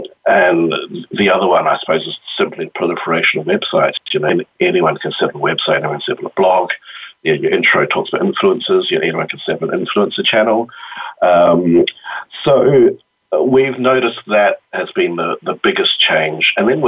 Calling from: Wellington, New Zealand; I'm calling in from Wellington, New Zealand, where it's Friday morning.

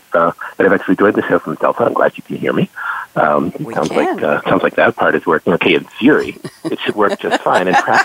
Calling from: New Jersey, United States; So I'm joining you today from New Jersey.

